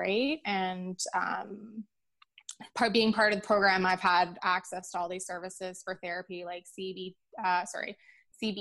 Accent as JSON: {"language": "English", "town": "Peterborough", "region": "Ontario", "country": "Canada", "tie": "born or raised there", "said": "It is my hometown."}